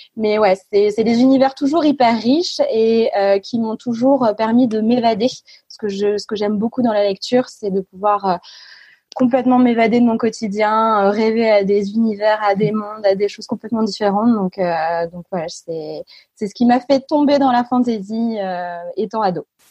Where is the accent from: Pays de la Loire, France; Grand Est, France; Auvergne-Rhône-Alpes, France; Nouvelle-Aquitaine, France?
Grand Est, France; a small village near Reims; moved away as an adult; now in Lille, France; Je suis née à Reims. j'ai grandi dans un petit village à côté de 550 âmes.